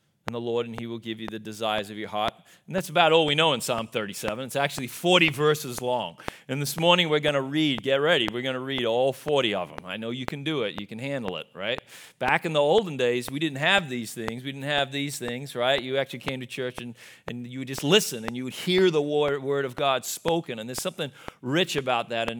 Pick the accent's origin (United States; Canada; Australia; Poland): Australia; moved away; I am from Australia